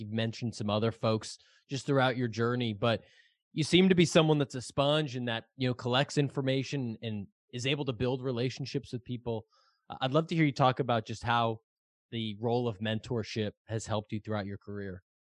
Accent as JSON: {"language": "English", "town": "Boston", "region": "Massachusetts", "country": "United States", "said": "I'm from Boston"}